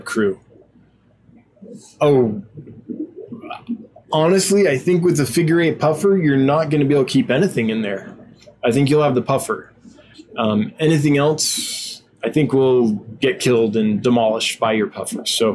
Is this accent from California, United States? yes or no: yes; California, United States; moved away; where I grew up in California, there was a river